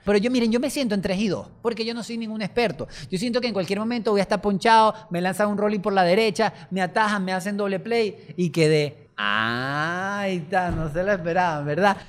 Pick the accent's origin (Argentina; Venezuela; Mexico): Venezuela; esto es Venezuela y somos los venezolanos.